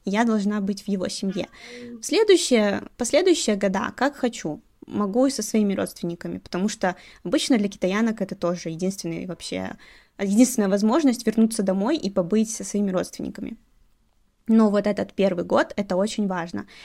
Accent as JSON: {"language": "Russian", "country": "Belarus", "moved": "as an adult", "lives_now": "Chongqing, China", "said": "Я из Беларуси"}